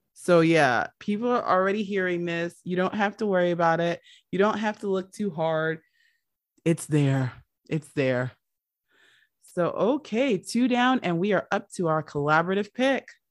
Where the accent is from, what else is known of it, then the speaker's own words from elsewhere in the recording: United States; I'm the American